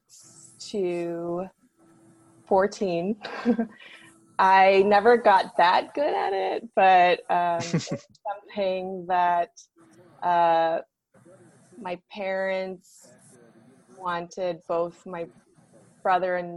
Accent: Chino Hills, California, United States; I grew up in Chino Hills, California

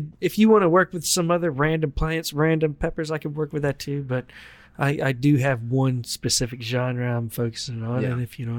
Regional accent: the South, United States; I grew up cooking in the South.

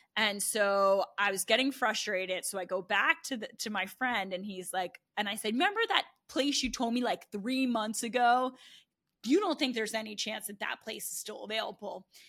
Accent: New Jersey, United States; moved away as an adult; also born or lived in Baltimore; now in Austin, United States; I'm from New Jersey

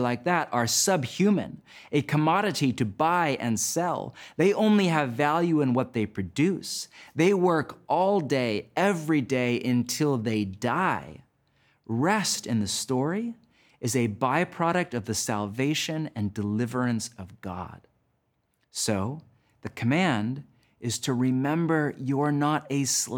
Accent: United States; my home country of the U.S.

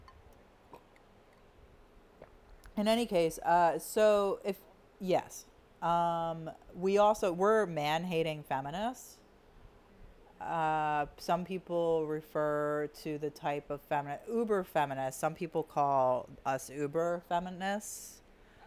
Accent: Delaware County, Pennsylvania, United States; we're from Delaware County

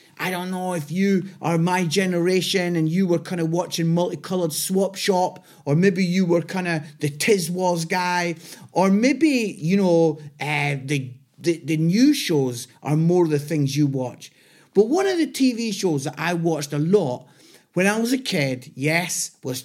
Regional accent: Scotland, United Kingdom; now in Nottingham, United Kingdom; I'm Scottish. I live in Nottingham

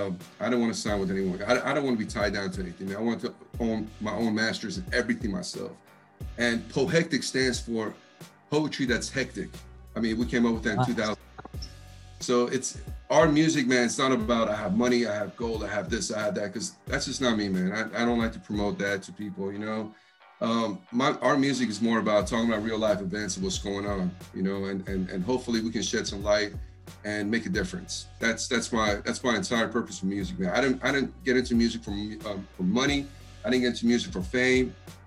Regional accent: Texas, United States; the funny thing is, even though I'm from Texas, everyone thinks that I'm from the East Coast.

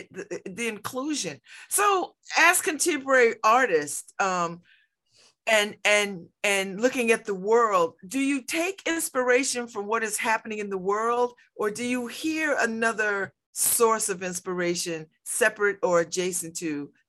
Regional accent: New Haven, Connecticut, United States; I grew up here in New Haven. Block parties was a big deal on the weekends

